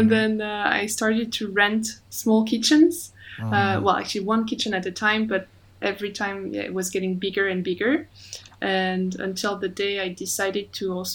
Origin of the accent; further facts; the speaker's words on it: France; accent: French; English is a second language; moved away as an adult; now in Hong Kong; So I'm French, as you can hear from my accent.